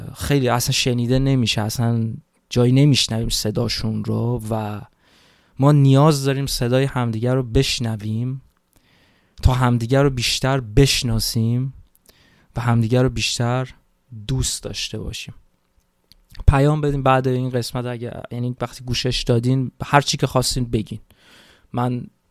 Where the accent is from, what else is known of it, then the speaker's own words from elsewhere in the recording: Iran; moved away as an adult; من تو این چهار سالی که خارج از ایران هستم